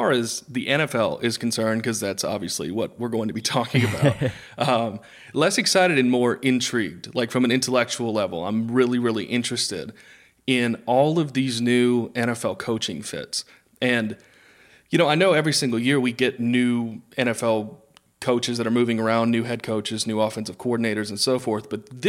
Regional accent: Raleigh, North Carolina, United States; So I grew up here in Raleigh, North Carolina.

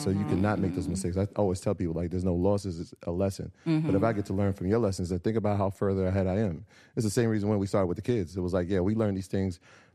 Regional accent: New York, United States; we're from New York.

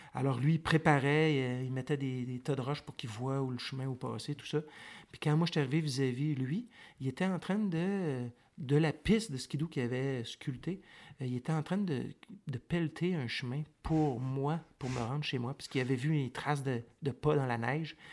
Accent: Montreal, Quebec, Canada; moved away as an adult; now in Nunavut, Canada; je suis né à Montréal, je suis né sur l'île de Montréal, mais ça fait une éternité que j'ai pas vécu à Montréal

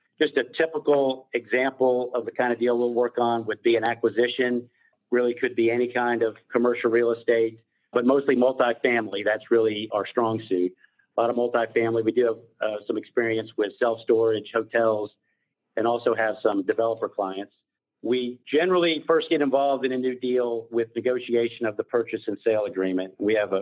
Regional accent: Atlanta, Georgia, United States; I was born in Atlanta, attended University of Georgia Law School

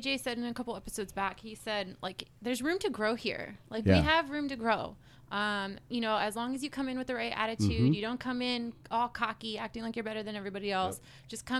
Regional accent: McAllen, Texas, United States; now in San Antonio, United States; my family's from McAllen, or I guess I'm from McAllen too.

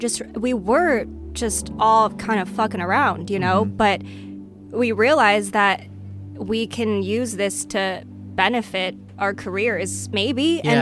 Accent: Arcadia, California, United States; Yes, we lived in Arcadia.

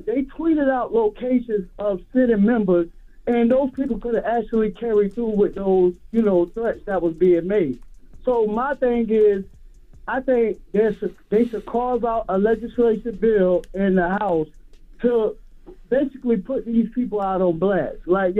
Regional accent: Harlem, New York, United States; Listen, I'm 23 years old. I'm from Harlem.

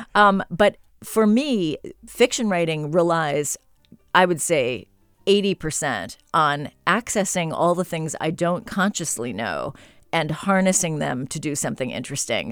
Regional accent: San Francisco, California, United States; moved away; I grew up here in San Francisco. I went to Lowell High

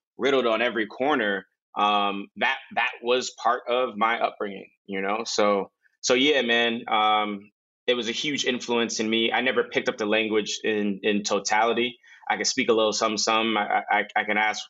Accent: New York City, New York, United States; moved away; also born or lived in Nigeria / New Orleans; I grew up in the Bronx, which is a melting pot of so many different cultures. But I also lived in Nigeria. I lived in New Orleans

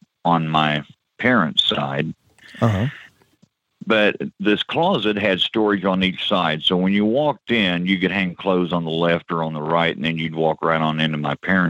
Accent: Peoria, Illinois, United States; I grew up in Peoria, Illinois.

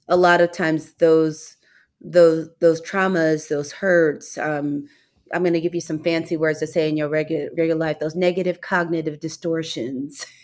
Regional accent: St. Louis, Missouri, United States; I grew up in Saint Louis, Missouri, and my father's family is from Mississippi

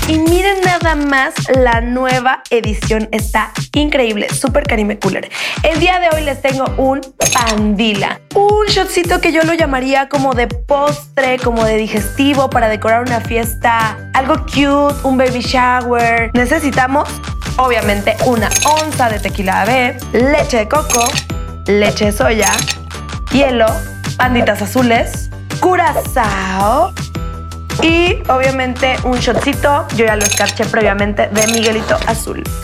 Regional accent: Cali, Valle del Cauca, Colombia; accent: Caleña; De Cali. Yo, debería hablar así.

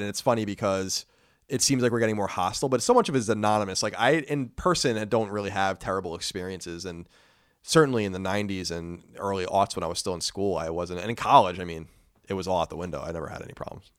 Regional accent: Brookhaven, New York, United States; We grew up in Brookhaven Hamlet, so it's kinda like this is adjacent place. We went to Belport High School

